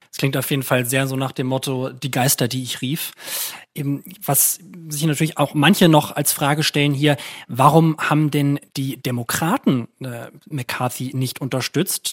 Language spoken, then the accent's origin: German; Germany; als Deutsche oder auch als Europäer